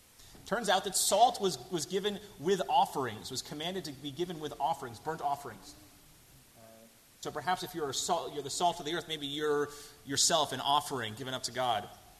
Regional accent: Boston, Massachusetts, United States; I'm from Boston.

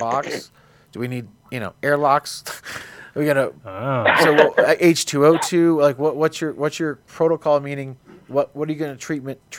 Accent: New Jersey, United States; I'm from New Jersey. It's competitive speaking where I come from

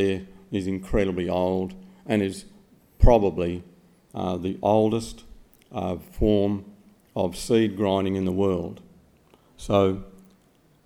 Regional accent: Australia; that's my passport, I'm Australian

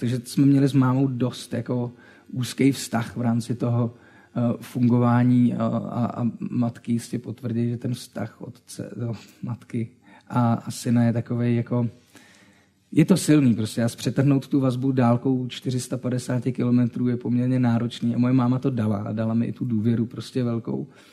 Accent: Třinec, Moravian-Silesian Region, Czechia; Já jsem z Třince

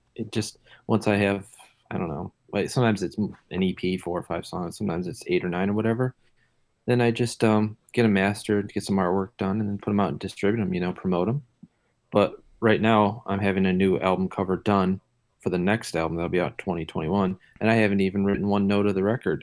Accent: Detroit, Michigan, United States; I'm from Detroit

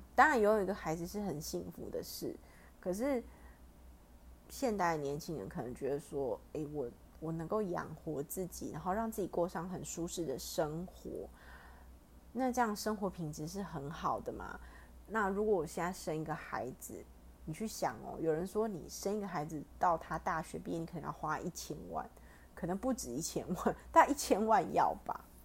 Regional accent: Taiwan; 我们台湾不是只有像韩国人就是朝鲜族嘛，但我们这边有太多了

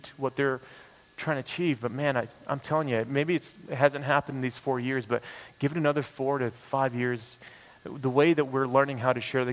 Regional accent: United States; now in Toronto, Canada; as an American

